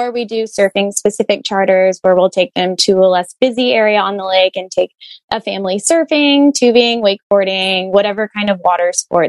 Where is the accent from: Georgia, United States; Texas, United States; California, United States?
Texas, United States; Austin; I grew up in Lake Austin in Austin, Texas